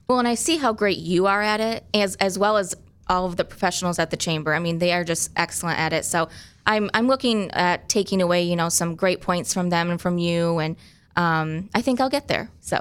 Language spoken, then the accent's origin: English; Grand Rapids, Michigan, United States; I grew up primarily in Grand Rapids